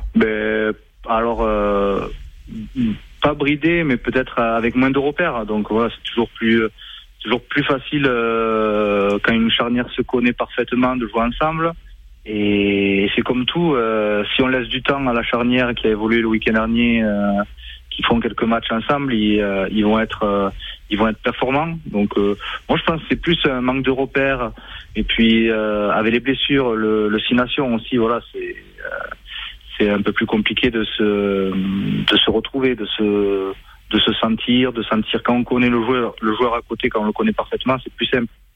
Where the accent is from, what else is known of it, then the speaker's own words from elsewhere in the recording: Ariège / Toulouse, Occitania, France; accent: mi-ariégeois, mi-toulousain; moved away; mon petit accent euh, mi-ariégeois, mi-toulousain